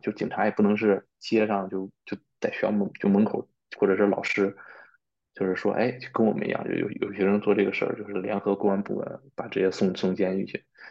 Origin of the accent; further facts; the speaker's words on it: China; also born or lived in Spain; 我们中国人是一块儿